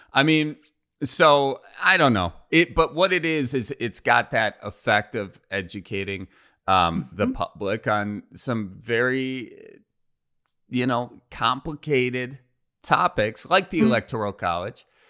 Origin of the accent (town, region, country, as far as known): Wisconsin, United States; accent: Wisconsin